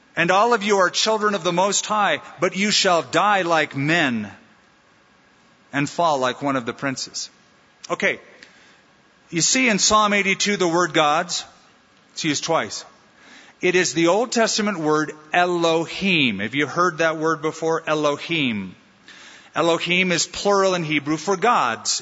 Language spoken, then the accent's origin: English; United States; as an American